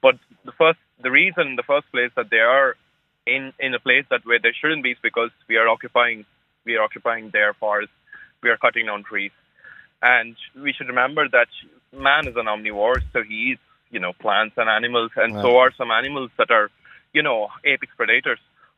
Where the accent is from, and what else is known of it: India; now in Sligo, Ireland